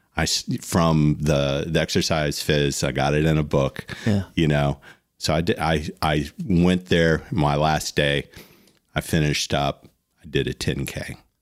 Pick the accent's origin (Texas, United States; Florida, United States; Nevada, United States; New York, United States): Florida, United States; South; when we were growing up in South Florida